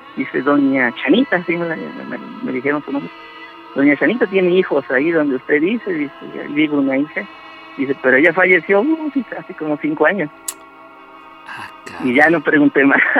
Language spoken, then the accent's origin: Spanish; Xalapa, Veracruz, Mexico; Yo soy originario de Jalapa, Veracruz